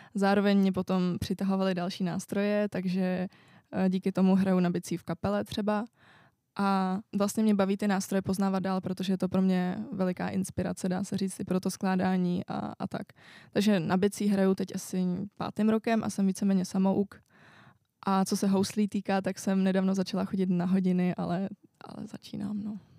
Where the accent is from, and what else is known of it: Czechia; also born or lived in France